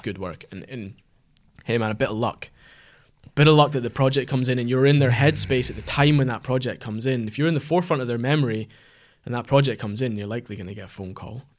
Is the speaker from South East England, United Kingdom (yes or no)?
no; Aberdeenshire, Scotland, United Kingdom; moved away; we're both from the Aberdeenshire area originally